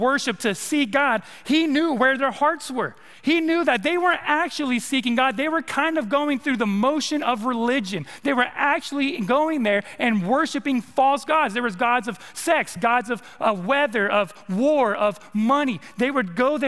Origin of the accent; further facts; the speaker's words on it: California, United States; moved away as an adult; also born or lived in East Texas; now in Arkansas, United States; I'm from the West Coast, I'm from California.